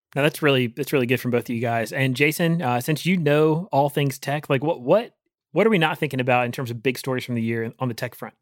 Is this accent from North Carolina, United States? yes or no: yes; Rocky Mount, North Carolina, United States; my hometown in, in Rocky Mountain, Eastern mm-hmm. North Carolina